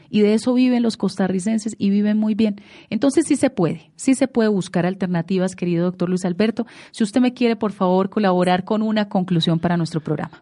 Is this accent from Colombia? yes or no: yes; Colombia; estamos perdiendo todos como colombianos, como nación